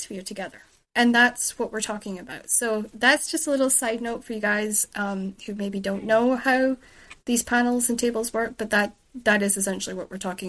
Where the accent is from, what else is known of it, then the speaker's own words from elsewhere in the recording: United Kingdom; also born or lived in Shetland / mainland Scotland; I'm British